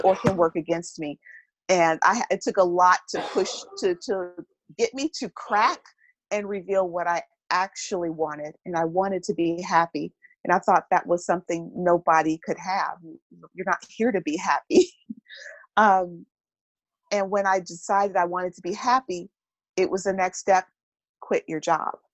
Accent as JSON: {"language": "English", "town": "Milwaukee", "region": "Wisconsin", "country": "United States", "moved": "as an adult", "said": "I hail from Milwaukee, Wisconsin, even though I haven't been there most of my adult life"}